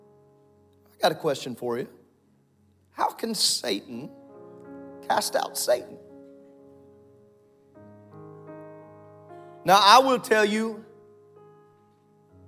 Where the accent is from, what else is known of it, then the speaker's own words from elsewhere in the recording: Southern Illinois, United States; My entire life growing up in Southern Illinois